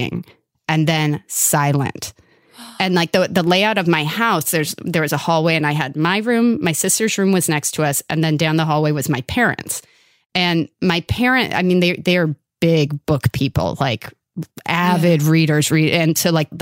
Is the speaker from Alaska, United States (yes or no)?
no; Los Angeles, California, United States; I grew up in Northridge, California, part of the San Fernando Valley